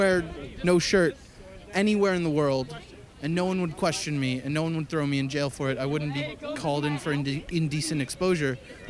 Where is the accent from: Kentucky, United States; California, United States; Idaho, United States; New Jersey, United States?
New Jersey, United States; We're from Jersey.